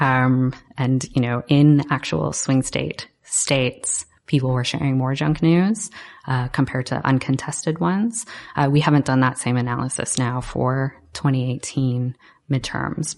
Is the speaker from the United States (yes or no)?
no; Canada; I'm Canadian myself